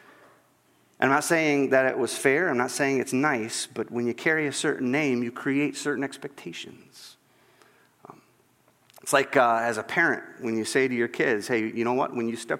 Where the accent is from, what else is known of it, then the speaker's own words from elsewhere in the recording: Northwest Iowa, United States; when I was a kid growing up in Northwest Iowa, and I was from a kind of a smallish town